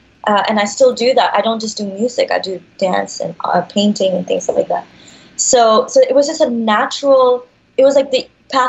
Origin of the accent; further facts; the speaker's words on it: Dubai, United Arab Emirates; now in Los Angeles, United States; So I was born in Dubai